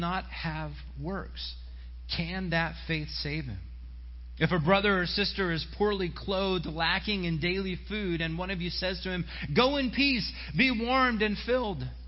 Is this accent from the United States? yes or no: yes; Silver Spring, Maryland, United States; when I was in youth group growing up in Silver Spring